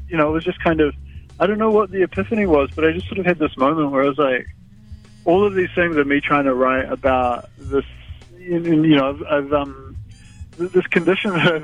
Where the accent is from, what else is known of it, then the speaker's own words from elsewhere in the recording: West Otago, New Zealand; now in Auckland, New Zealand; I grew up in West Otago, and it's a very different buzz up here